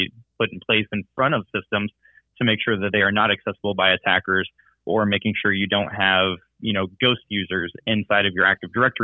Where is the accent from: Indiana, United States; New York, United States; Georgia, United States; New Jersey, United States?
Indiana, United States; Indianapolis; moved away as an adult; now in Louisville, United States; We are from Indianapolis, Indiana, originally